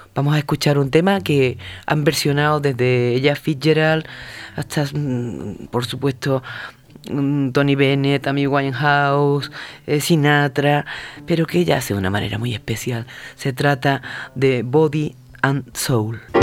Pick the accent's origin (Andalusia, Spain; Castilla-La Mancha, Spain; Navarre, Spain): Andalusia, Spain; Huelva; soy de Huelva